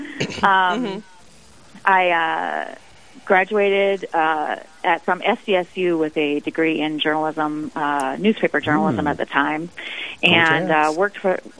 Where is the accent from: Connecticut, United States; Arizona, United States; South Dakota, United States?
South Dakota, United States; Watertown; I grew up in Watertown, Castlewood area, cradle Catholic.